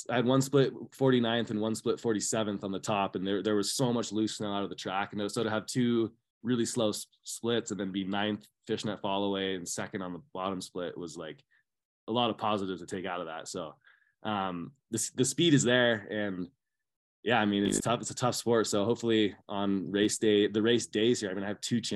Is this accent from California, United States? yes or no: yes; California, United States; growing up in Tahoe